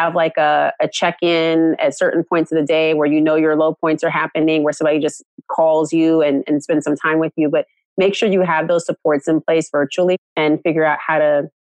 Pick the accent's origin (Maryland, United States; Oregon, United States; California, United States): California, United States; Oakland; I'm like from California, I'm from Oakland